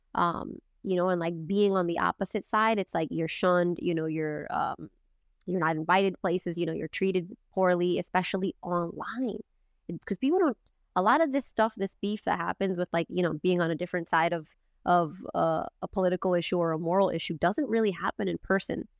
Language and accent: English; Boston, Massachusetts, United States; I grew up in Boston